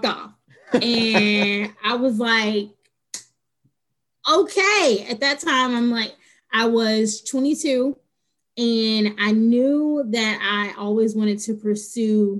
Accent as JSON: {"language": "English", "town": "Mobile", "region": "Alabama", "country": "United States", "tie": "born or raised there", "moved": "as an adult", "lives_now": "New Orleans, United States", "said": "I'm born and raised in Mobile, but I've been here for almost 4 years now"}